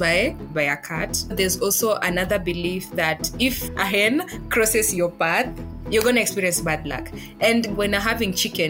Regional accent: western Kenya, Vihiga County, Kenya; I come from the western side of Kenya. Yeah. I'm from Vihiga County

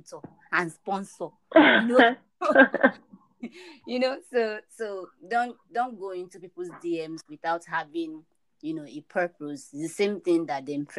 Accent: Nigeria; I live in Nigeria and I'm a Nigerian

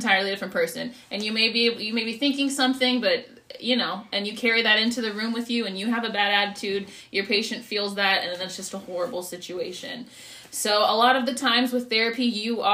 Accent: San Antonio, Texas, United States; I'm from San Antonio, born and raised, puro pinche

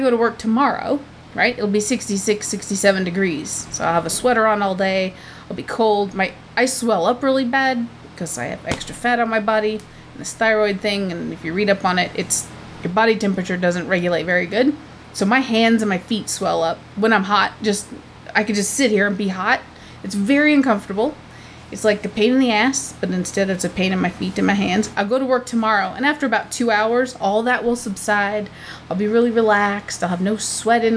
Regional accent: United States; I am from America

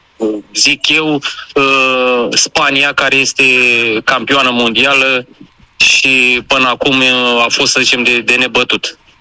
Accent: Craiova, Dolj, Romania; eu sunt din Craiova, de fapt amândoi suntem din Craiova

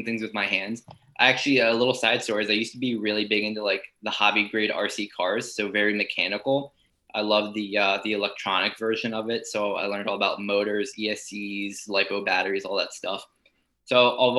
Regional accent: Lancaster, Pennsylvania, United States; I come from Eastern Lancaster in Pennsylvania, which is kind of known for Amish country. So the high school I went to had a wood shop class

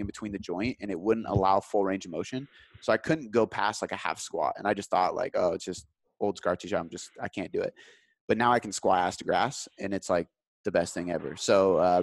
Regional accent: Seattle, Washington, United States; I'm in Seattle, so we watch the Sounders.

